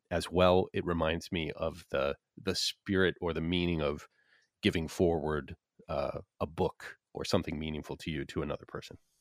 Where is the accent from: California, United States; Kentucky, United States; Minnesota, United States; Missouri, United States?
Minnesota, United States; I grew up in Minnesota